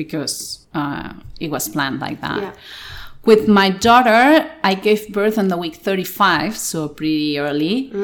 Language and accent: English; Barcelona, Catalonia, Spain; English is a second language; Here I'm Catalan, from Barcelona. I was born here.